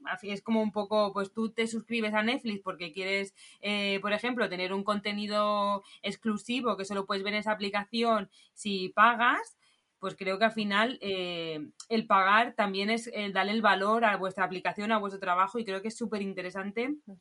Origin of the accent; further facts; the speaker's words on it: Barcelona, Catalonia, Spain; nosotros somos de Barcelona